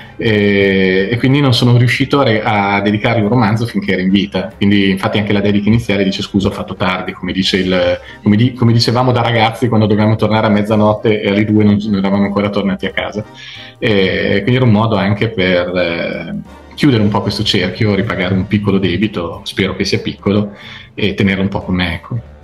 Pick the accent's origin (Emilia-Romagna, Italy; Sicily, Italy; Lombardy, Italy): Emilia-Romagna, Italy; Zocca; also born or lived in Vignola; now in Treviso, Italy; sono zocchese, proprio zocchese dentro